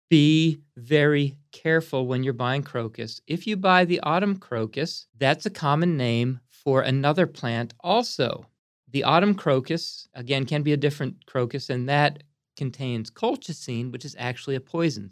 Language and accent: English; Pottstown, Pennsylvania, United States; also born or lived in Lancaster, Pennsylvania; I was brought up in Pottstown, which is just a little bit west of Philadelphia.